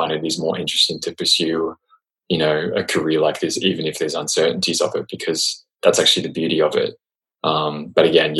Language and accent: English; Australia; accent: Australian; And I have this weird hybrid of Australian and American, and then that is contributing to me losing my Australian accent.